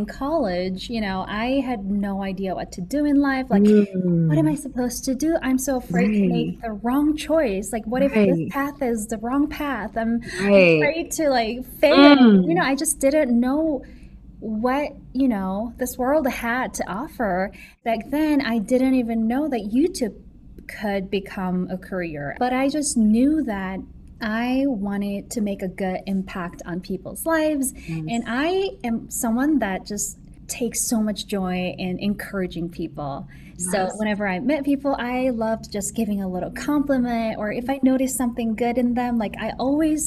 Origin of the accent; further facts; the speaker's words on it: South Korea; moved away as an adult; now in United States; America was the first country I've ever visited outside Korea, which right. was where I was born and raised.